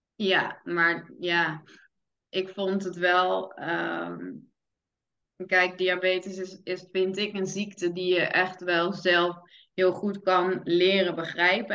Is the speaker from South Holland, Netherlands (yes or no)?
yes; Vlaardingen, South Holland, Netherlands; moved away as an adult; now in Middelburg, Netherlands; ik kom oorspronkelijk uit Vlaardingen, mijn vriend uit Middelburg. Ik ben toen verhuisd naar, naar Middelburg